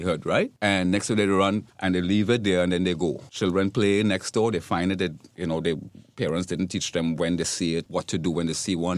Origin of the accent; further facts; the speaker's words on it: Trinidad & Tobago; now in Florida, United States; my native country. I'm from Trinidad and Tobago.